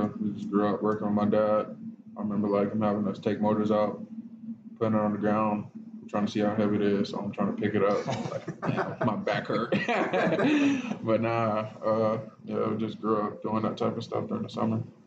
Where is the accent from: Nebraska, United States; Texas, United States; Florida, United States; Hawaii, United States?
Florida, United States; now in Champaign, United States; I'm from Florida